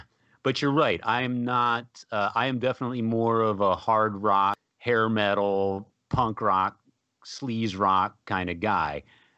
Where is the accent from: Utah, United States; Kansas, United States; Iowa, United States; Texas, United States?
Texas, United States; San Antonio; now in Austin, United States; They're from San Antonio, which is my hometown, and I was friends with the guys. So I just moved to Austin.